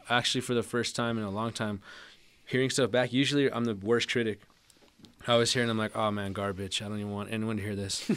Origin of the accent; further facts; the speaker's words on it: Albuquerque, New Mexico, United States; growing up in Albuquerque and growing up in New Mexico in general, uh, it can be tough sometimes